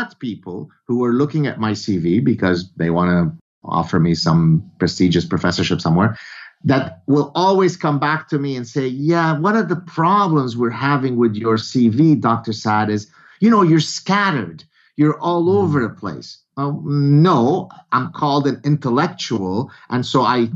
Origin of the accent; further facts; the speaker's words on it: Lebanon; I come from Lebanon